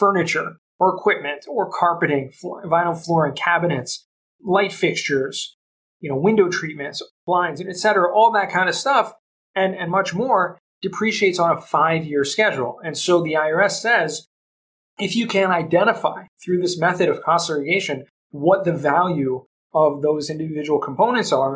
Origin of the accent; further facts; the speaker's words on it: Southern California, United States; moved away as an adult; also born or lived in Los Angeles / San Diego; now in Jerusalem, Israel; I grew up in Southern California, so I spent most of my days in LA and San Diego